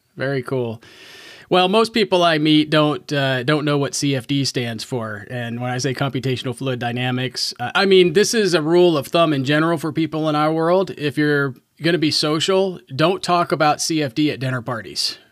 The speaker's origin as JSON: {"language": "English", "region": "Southern Indiana", "country": "United States", "tie": "born or raised there", "said": "I grew up in Southern Indiana"}